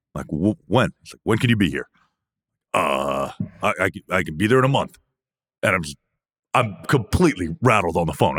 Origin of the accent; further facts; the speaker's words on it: Canada; I'm from Canada